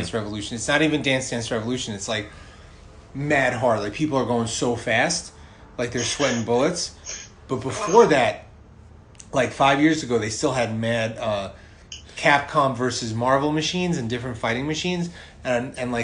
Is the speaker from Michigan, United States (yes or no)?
no; New York City, New York, United States; I'm from Brooklyn